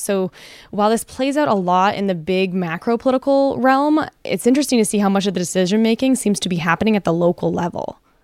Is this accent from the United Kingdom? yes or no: no; Canada; now in United States; as a Canadian